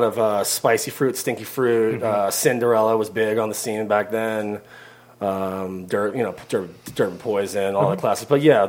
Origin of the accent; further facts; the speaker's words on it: Miami Beach, Florida, United States; also born or lived in Long Island, New York; From the island, but grew up in Miami Beach